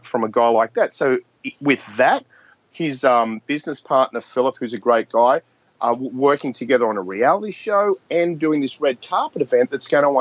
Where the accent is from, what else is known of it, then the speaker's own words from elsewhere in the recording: Australia; I'm an Australian.